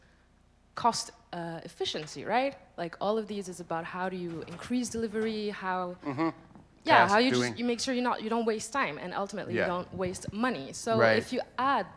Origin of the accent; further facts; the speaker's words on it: Sweden; we're from Sweden